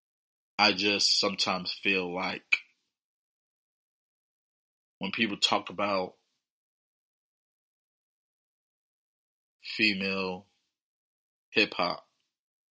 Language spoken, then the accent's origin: English; Virginia, United States; coming out from my hometown, VA.